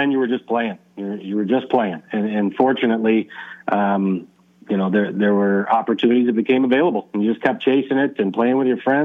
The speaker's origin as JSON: {"language": "English", "town": "Naperville", "region": "Illinois", "country": "United States", "tie": "born or raised there", "said": "I grew up in a suburb of Chicago. Everybody from Illinois says they're from Chicago, but I'm from Naperville."}